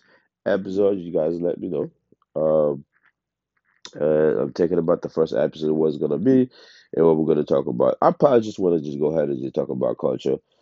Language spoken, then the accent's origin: English; Haiti; moved away; also born or lived in United States; I was born in Haiti. I grew up between Haiti and the States.